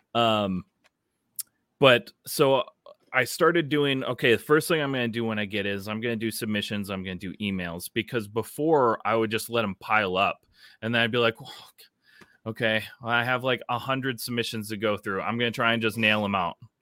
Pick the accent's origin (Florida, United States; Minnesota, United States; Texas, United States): Minnesota, United States; as a Minnesotan